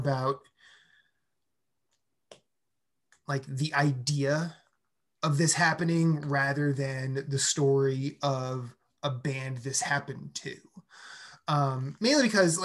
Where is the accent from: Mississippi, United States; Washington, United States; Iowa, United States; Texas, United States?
Iowa, United States; I'm from Iowa